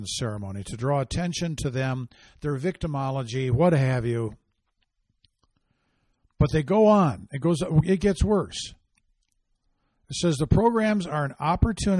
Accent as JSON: {"language": "English", "region": "Michigan", "country": "United States", "tie": "born or raised there", "said": "Grand Valley State University in Ottawa County, Michigan, my home state"}